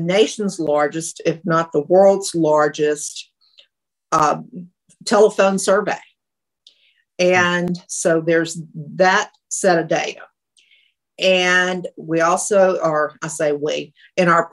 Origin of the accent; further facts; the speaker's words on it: Louisiana, United States; I'm from Louisiana